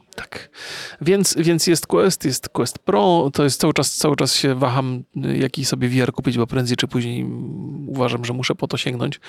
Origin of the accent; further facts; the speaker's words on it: Poland; ja też jestem przecież mm, z Polski